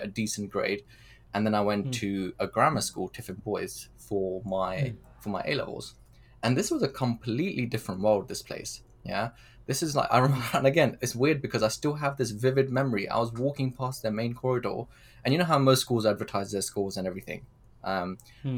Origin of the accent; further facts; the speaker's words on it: Pakistan; moved away; I was born in Pakistan